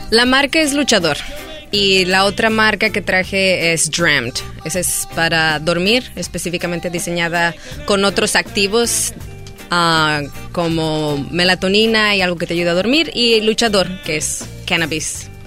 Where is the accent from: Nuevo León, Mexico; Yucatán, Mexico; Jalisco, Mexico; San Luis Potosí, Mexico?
Jalisco, Mexico; Guadalajara; moved away as an adult; now in Los Angeles, United States; Nacida, criada en Guadalajara y vine aquí aproximadamente hace 10 años.